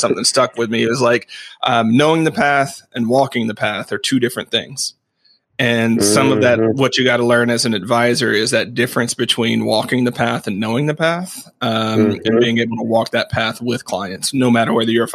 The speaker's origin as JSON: {"language": "English", "region": "Arkansas", "country": "United States", "tie": "born or raised there", "said": "I grew up in Arkansas"}